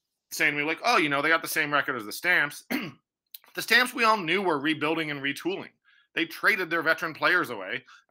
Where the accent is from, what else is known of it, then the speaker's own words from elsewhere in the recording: Toronto, Ontario, Canada; now in Calgary, Canada; I am from Toronto.